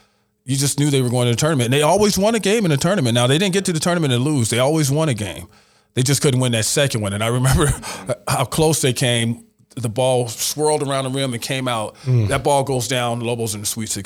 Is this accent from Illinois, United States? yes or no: yes; Chicago, Illinois, United States; also born or lived in Hobbs, New Mexico; now in New Mexico, United States; I was still a kid growing up in Chicago